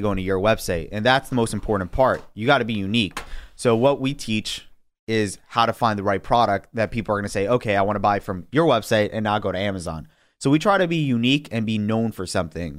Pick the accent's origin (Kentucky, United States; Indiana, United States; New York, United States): New York, United States; New York City; now in Long Island, United States; I grew up in Queens